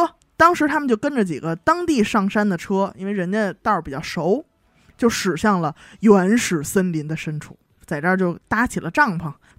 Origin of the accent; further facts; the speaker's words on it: Heilongjiang, China; 不知道主播们有没有听过大兴安岭这个地方？